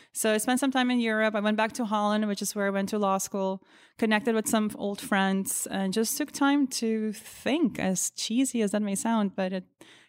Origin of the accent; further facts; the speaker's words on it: Aruba; moved away as an adult; now in New York, United States; But really when I moved to New York in 2008, I was born and raised in the Caribbean, believe it or not, on the small island of Aruba.